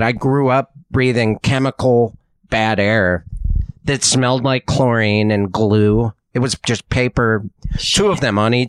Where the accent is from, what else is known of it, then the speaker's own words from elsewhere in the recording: Missoula, Montana, United States; moved away; Growing up in Missoula, there was two paper mills.